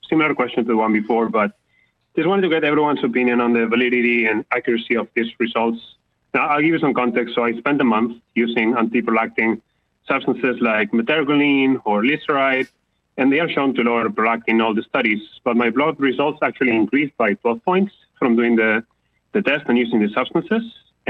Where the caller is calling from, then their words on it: California, United States; calling from California.